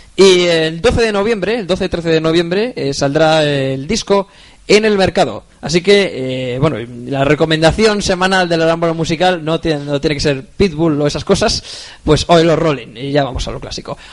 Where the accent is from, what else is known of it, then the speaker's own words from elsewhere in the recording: Spain; somos españoles de verdad